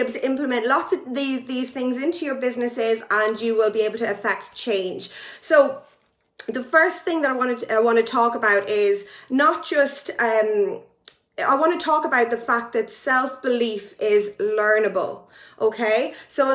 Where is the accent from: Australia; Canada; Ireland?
Ireland; now in United Kingdom; I am Irish, but I live in the UK